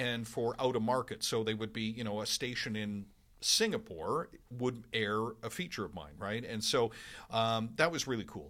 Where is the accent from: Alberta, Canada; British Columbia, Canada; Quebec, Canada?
British Columbia, Canada; Vancouver; moved away as an adult; also born or lived in Winnipeg; now in Edmonton, Canada; I lived thirty-one years in Vancouver. That's really home for me